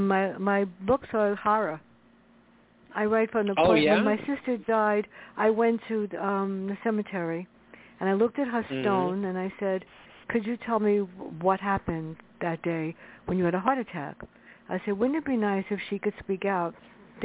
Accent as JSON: {"language": "English", "town": "New York City", "region": "New York", "country": "United States", "tie": "born or raised there", "said": "growing up in the South Bronx together."}